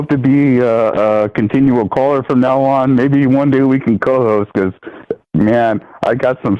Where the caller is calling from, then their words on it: Fullerton, California, United States; from Fullerton.